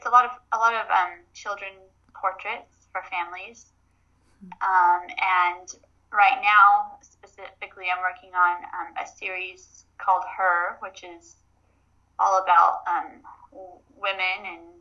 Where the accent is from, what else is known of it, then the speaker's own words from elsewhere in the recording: Arizona, United States; I grew up in Arizona